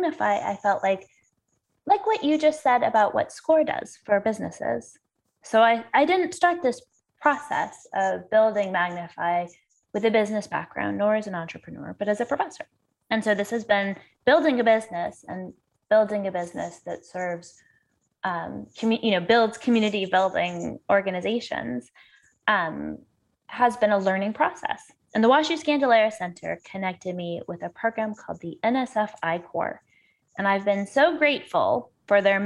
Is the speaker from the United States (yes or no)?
yes; Los Angeles, California, United States; moved away as an adult; also born or lived in Chicago; now in St. Louis, United States; I grew up in Los Angeles